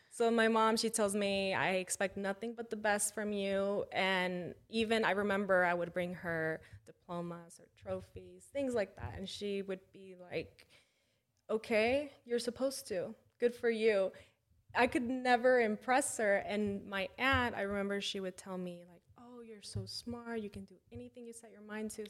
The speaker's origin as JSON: {"language": "English", "town": "McDonough", "region": "Georgia", "country": "United States", "tie": "born or raised there", "also_born_or_lived": "Mexico / Atlanta, United States", "said": "I moved back to my hometown"}